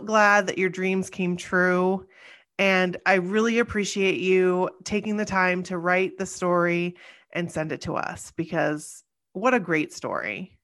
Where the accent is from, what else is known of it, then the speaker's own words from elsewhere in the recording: Springfield, United States; my hometown